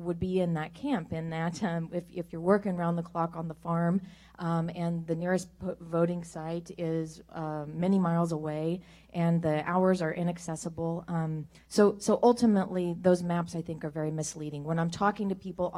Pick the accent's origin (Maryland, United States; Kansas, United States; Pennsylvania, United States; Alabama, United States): Kansas, United States; I come from Kansas